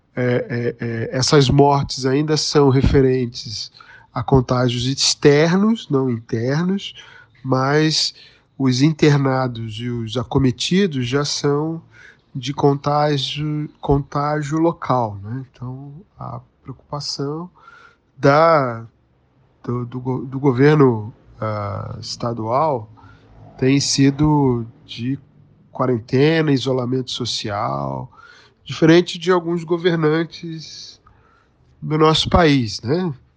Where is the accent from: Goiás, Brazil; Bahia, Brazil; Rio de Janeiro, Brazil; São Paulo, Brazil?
Rio de Janeiro, Brazil; eu sou natural do Rio de Janeiro